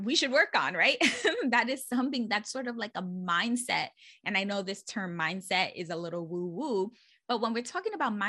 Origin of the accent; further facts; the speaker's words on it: New York City, New York, United States; born and raised in the Bronx